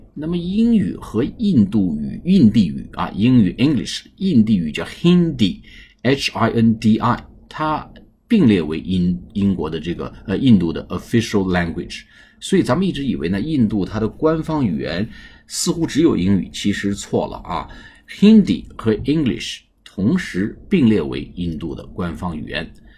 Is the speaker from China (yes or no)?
yes; China; 我们中国人呢，其实呢忽略了沟通和表达